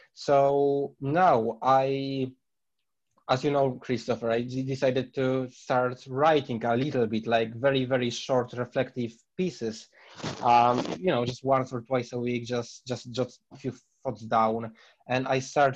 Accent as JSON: {"language": "English", "country": "Poland", "second_language": "English", "moved": "as an adult", "lives_now": "United Kingdom", "said": "I'm originally from Poland"}